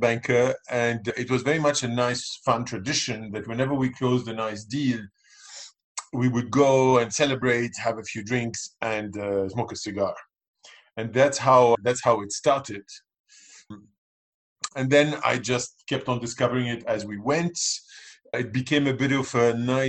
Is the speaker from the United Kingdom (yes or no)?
no; Lebanon; I'm from Lebanon. I grew up in Lebanon. I mean, I'm British, but I'm also Lebanese. I grew up in Lebanon